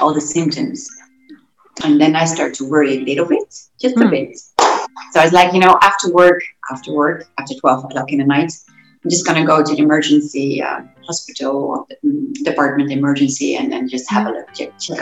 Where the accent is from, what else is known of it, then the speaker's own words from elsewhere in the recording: Gouda, South Holland, Netherlands; moved away as an adult; now in Mallorca, Spain; I have Arab parents, and I was born in Gouda, which is a very small city, beautiful cheese town.